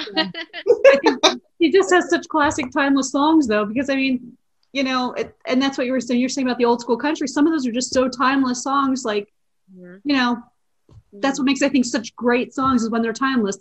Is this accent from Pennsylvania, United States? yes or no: yes; Eastern Pennsylvania, United States; I grew up in Eastern Pennsylvania